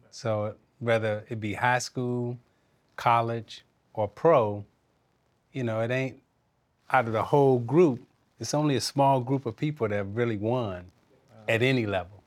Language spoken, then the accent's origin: English; Chicago, Illinois, United States; I'm from Chicago